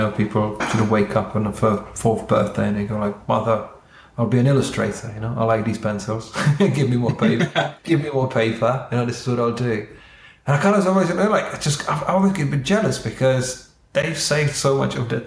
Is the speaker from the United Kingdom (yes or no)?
no; Czechia; moved away; I'm from Czech Republic, so we've got our national sport is not football, but it's ice hockey.